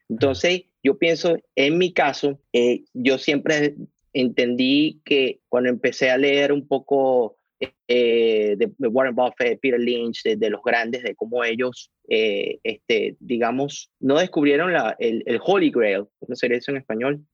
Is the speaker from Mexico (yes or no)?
no; Caracas, Capital District, Venezuela; moved away as an adult; now in United States; yo soy caraqueño, venezolano, eh, tengo aquí en Estados Unidos ya 10 años